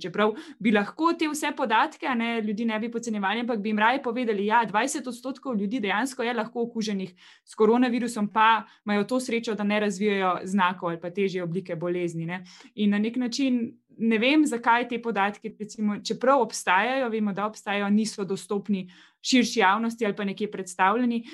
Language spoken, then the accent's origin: Slovenian; Slovenia; smo Slovenci